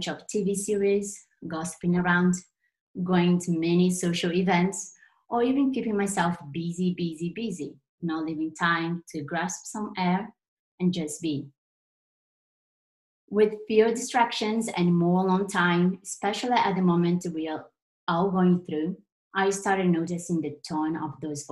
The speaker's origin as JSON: {"language": "English", "country": "Brazil", "second_language": "English", "said": "I'm Brazilian, as you noticed my accent at some point"}